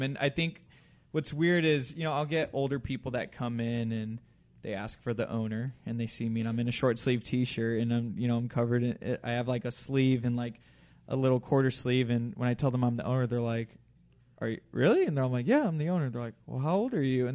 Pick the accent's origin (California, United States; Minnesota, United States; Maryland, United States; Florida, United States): California, United States; Chino Hills; I grew up in Chino Hills